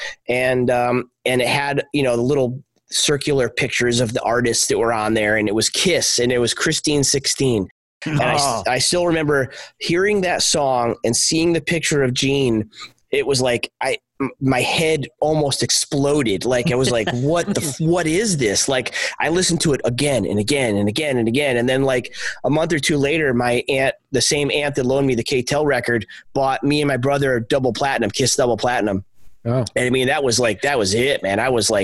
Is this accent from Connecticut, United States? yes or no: yes; Torrington, Connecticut, United States; growing up in Connecticut